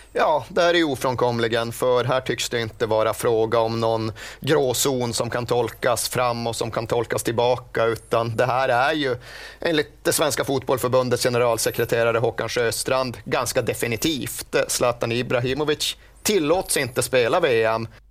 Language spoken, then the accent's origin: Swedish; Sweden; som svensk